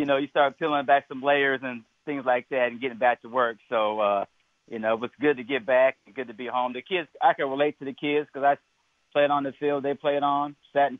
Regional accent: Des Moines, Iowa, United States; Born and raised in Des Moines, Iowa

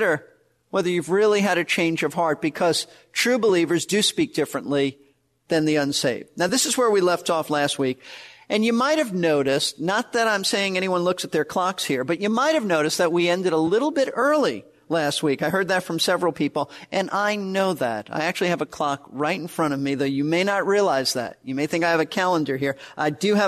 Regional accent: New York City, New York, United States; moved away as an adult; also born or lived in Florida; I was raised in Brooklyn, New York, not in a Christian home.

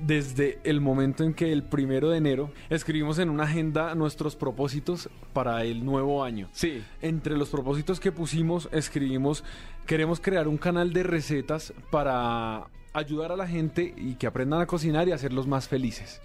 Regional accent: Colombia; yo soy de Colombia

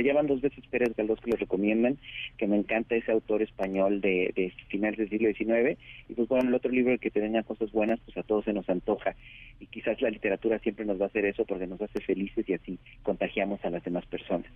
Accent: Oaxaca, Mexico; mi pueblo de Oaxaca

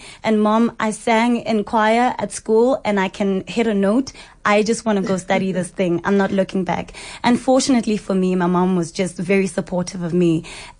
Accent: Sasolburg, Free State, South Africa; moved away as an adult; also born or lived in Pretoria; I grew up in Zamdela, Sasselburg.

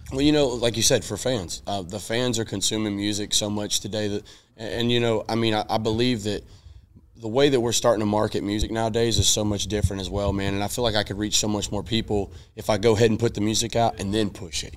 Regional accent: Nashville, Tennessee, United States; I'm from Nashville, so I'm a native. I'm yes. from Tennessee. I'm born and raised here

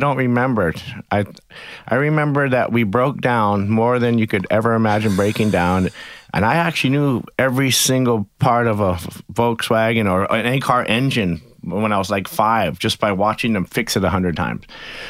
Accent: Pittsfield, Massachusetts, United States; born there; Well, I was born in Pittsfield, Massachusetts, pretty far from the ocean.

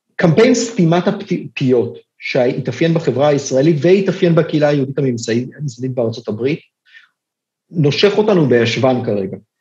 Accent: Israel; אני בתור ישראלי

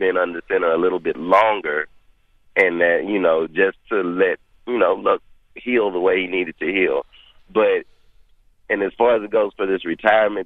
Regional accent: Houston, Texas, United States; I'm from Houston, Texas

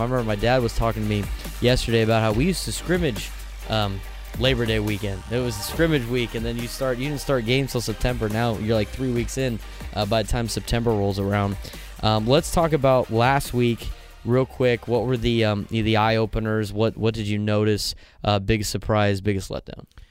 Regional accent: San Diego, California, United States; I grew up in Scripps

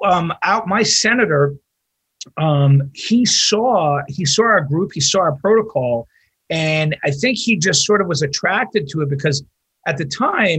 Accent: New York, United States; now in Wisconsin, United States; I'm from New York. I know every ICU director in New York

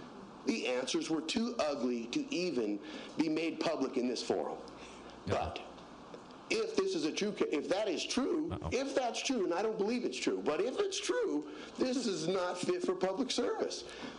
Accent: Boulder, Colorado, United States; now in Springfield, United States; I'm originally from Boulder, Colorado. I've made this my town.

